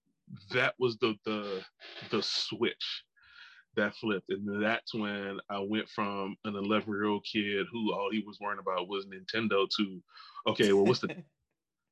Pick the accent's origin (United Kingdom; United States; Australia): United States; New Orleans, Louisiana; I'm from New Orleans, and so it's a food city